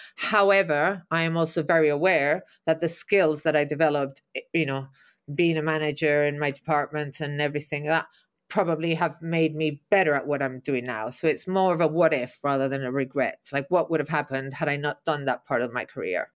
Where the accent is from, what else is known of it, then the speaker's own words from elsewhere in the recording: Mallorca, Balearic Islands, Spain; moved away as an adult; also born or lived in London, United Kingdom / New York, United States; go back to my island